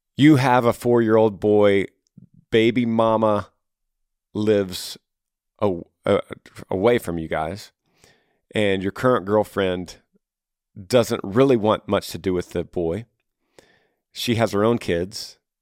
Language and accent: English; Texas, United States; my home state of Texas